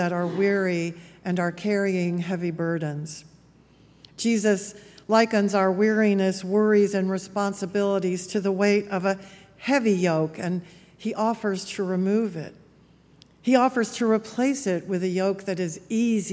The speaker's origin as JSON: {"language": "English", "town": "Memphis", "region": "Tennessee", "country": "United States", "tie": "born or raised there", "said": "my hometown of Memphis"}